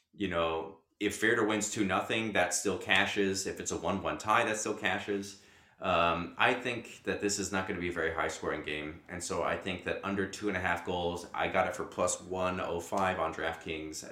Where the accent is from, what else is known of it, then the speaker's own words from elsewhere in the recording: United States; I'm an American